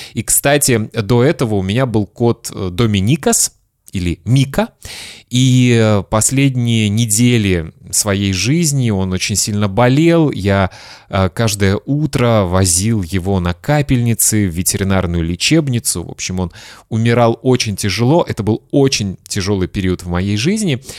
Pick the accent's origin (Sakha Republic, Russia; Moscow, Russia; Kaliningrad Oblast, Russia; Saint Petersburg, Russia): Kaliningrad Oblast, Russia; Kaliningrad; мой родной город Калининград